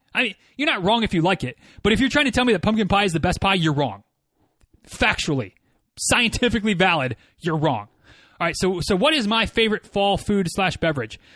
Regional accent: Michigan, United States; moved away as an adult; now in Florida, United States; growing up in Michigan

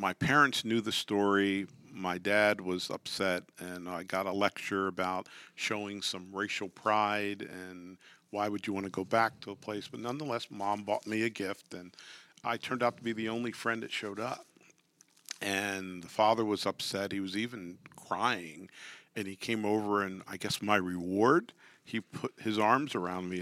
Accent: York, Pennsylvania, United States; I grew up in York, Pennsylvania

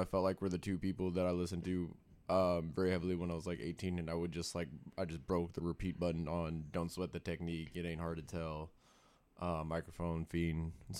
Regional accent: Bay Area, California, United States; born and raised in the Bay Area.

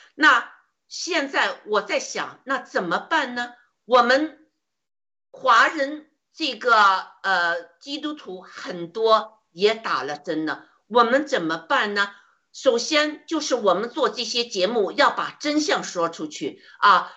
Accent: China; 就像我们中国人一样，生活在中共的铁蹄之下，生活在恐惧之中

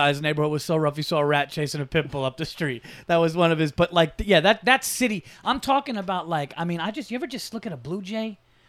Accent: New York, United States; also born or lived in Yonkers; No, Westchester.

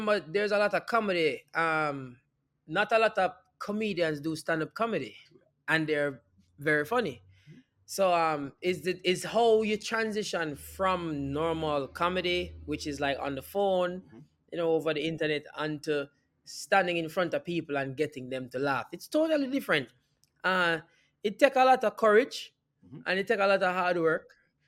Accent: Jamaica; moved away as an adult; now in Los Angeles, United States; Moving to the States, because I moved from Jamaica after that movie. I moved directly to California

